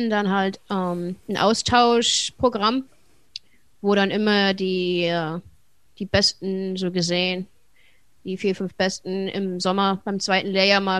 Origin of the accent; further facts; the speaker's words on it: Wuppertal, North Rhine-Westphalia, Germany; moved away as an adult; now in United States; Ähm, ja, ich bin geboren und aufgewachsen in Wuppertal